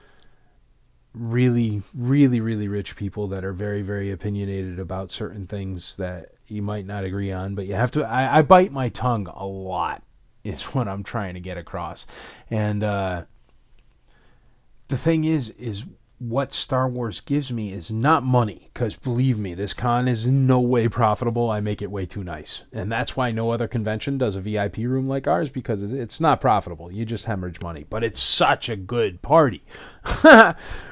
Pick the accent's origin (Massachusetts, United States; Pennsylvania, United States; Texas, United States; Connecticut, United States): Connecticut, United States; Torrington; moved away; I am from Torrington, Connecticut.